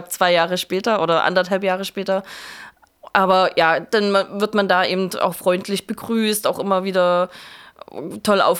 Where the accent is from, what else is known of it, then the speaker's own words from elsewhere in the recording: Saxony, Germany; also ich bin aus der Nähe von Leipzig ursprünglich und wusste, dass ich auch wieder nach Leipzig zurück möchte.